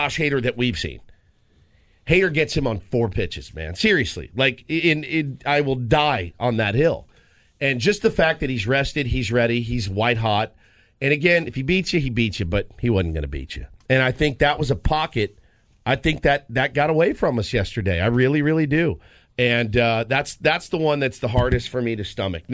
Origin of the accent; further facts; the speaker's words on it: Dallas, Texas, United States; moved away; I'm from Dallas, Texas